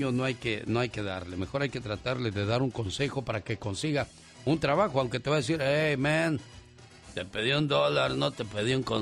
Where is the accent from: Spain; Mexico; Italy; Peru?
Mexico; Monterrey, Nuevo León; moved away; Un día salí de Monterrey, pero Monterrey nunca salió de mí.